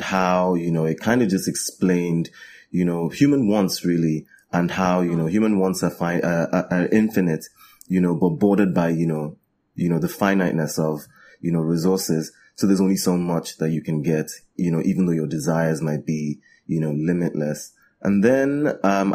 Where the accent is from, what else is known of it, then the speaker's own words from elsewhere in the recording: Nigeria; me being a Nigerian